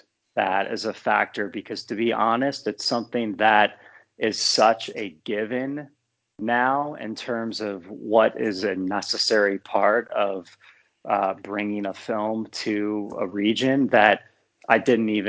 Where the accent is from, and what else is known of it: Ohio, United States; born or raised there